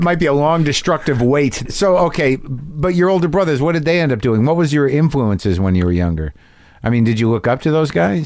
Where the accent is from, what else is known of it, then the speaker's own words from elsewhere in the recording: New Mexico, United States; I grew up in New Mexico